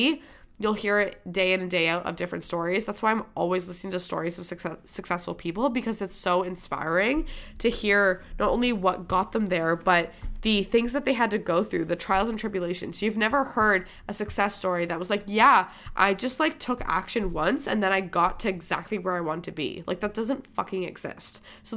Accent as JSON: {"language": "English", "region": "Michigan", "country": "United States", "tie": "born there", "accent": "Boston", "said": "I had a Boston accent. I was born in Michigan, and for whatever reason, I picked up a Boston accent"}